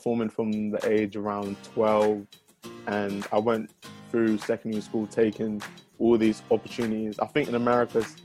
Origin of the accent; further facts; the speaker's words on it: London, United Kingdom; also born or lived in Dallas, Texas, United States; I'm from South London, first of all. I was actually born in Dallas, Texas